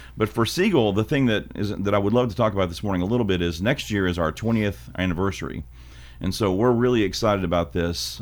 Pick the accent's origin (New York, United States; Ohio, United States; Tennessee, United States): Tennessee, United States; Hickman County; I'm from Hickman County High School